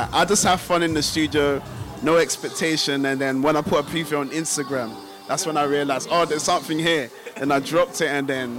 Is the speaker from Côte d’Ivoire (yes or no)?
yes; Côte d’Ivoire; moved away; also born or lived in London; I'm from Ivory Coast, West Africa.